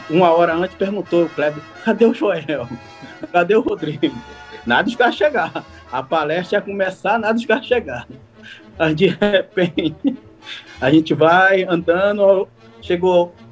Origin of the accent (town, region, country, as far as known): Brazil